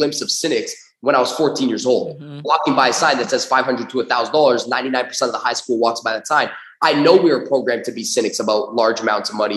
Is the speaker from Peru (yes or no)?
no; Toronto, Ontario, Canada; I grew up in Toronto, Canada